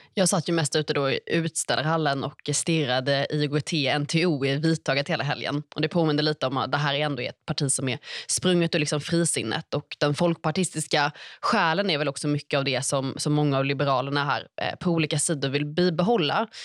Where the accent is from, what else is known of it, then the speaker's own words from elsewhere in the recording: Stockholm, Stockholm County, Sweden; Man har Fruängen längst ut, där jag är uppvuxen nära